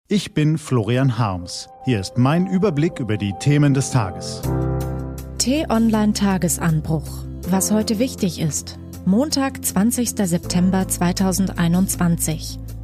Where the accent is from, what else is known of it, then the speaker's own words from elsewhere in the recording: Germany; bei uns in Deutschland